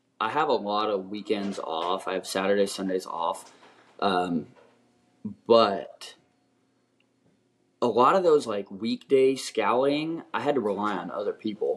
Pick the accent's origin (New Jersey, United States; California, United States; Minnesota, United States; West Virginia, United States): California, United States; Oakland; moved away; I grew up right outside of Oakland, California